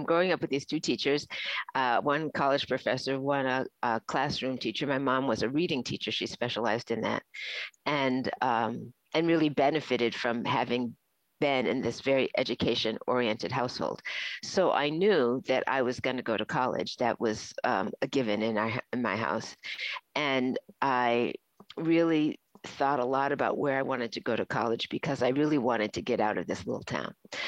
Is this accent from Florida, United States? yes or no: yes; Florida, United States; born there; And I was born in the South in Florida.